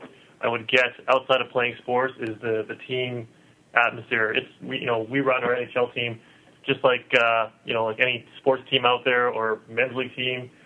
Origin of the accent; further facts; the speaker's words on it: Vancouver, British Columbia, Canada; born and raised in Vancouver